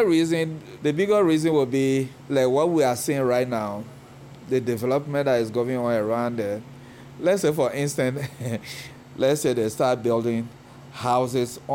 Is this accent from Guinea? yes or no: yes; Guinea; moved away as an adult; now in Cleveland, United States; We're from Guinea.